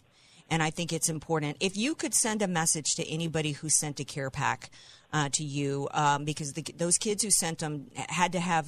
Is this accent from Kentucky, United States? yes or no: no; New Orleans, Louisiana, United States; I'm from New Orleans